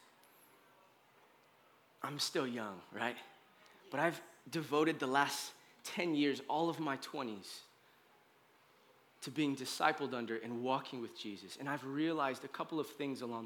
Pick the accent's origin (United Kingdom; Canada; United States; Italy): United States; I love being an American. I do. I'm like a U.S. citizen